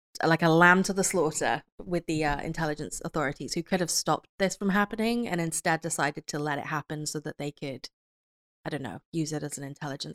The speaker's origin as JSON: {"language": "English", "country": "United Kingdom", "said": "As a British person"}